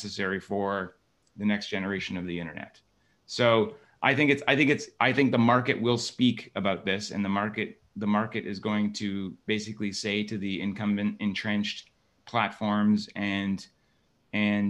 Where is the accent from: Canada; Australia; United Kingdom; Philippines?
Canada; Waterloo, Ontario; I was born and raised in Waterloo, Ontario, Canada